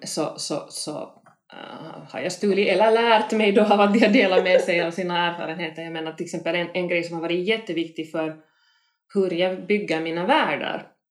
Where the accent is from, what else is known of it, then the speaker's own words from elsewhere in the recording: Helsinki, Uusimaa, Finland; Kronohagen där jag växte upp